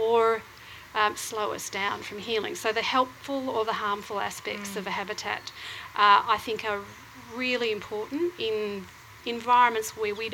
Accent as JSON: {"language": "English", "town": "Croydon", "region": "Victoria", "country": "Australia", "tie": "born or raised there", "moved": "as an adult", "lives_now": "Northcote, Australia", "said": "I actually grew up out in Croydon."}